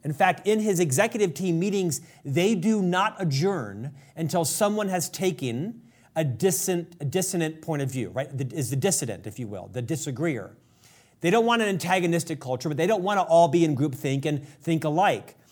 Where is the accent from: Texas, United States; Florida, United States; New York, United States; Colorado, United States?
Florida, United States; Orlando; moved away as an adult; now in Utah, United States; I'm an Orlando boy, born and raised in Orlando, Florida, transplanted out to Utah 30 years ago